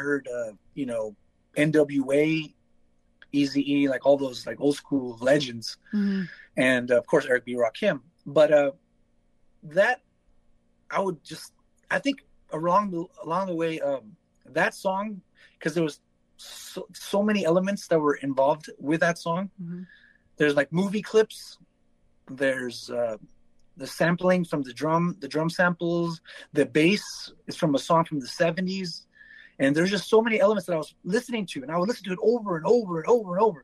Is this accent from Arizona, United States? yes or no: no; Los Angeles, California, United States; also born or lived in Palm Springs, California; I lived on the border of 18th Street and MS. Those are the two biggest gangs